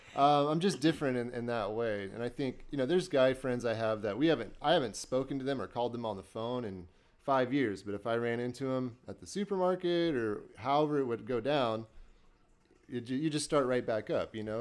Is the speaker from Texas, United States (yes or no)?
no; Burlington, Iowa, United States; moved away as an adult; now in Des Moines, United States; I'm originally from Burlington, Iowa